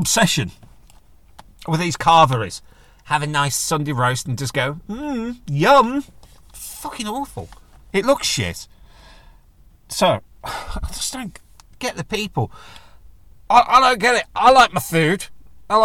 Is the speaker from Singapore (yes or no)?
no; United Kingdom; I'm British